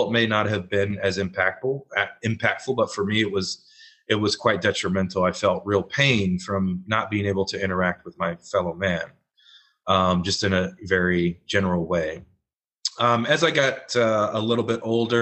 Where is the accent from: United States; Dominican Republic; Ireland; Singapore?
United States; the Bible Belt; growing up in the Bible Belt